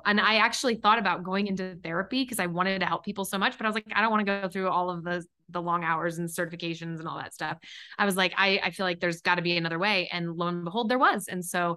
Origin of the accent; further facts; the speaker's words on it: Kansas City, Missouri, United States; I'm originally from Kansas City. So … from KC.